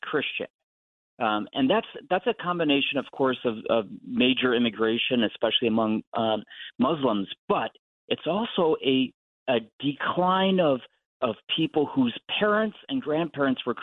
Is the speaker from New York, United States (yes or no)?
no; Ohio, United States; I'm from Ohio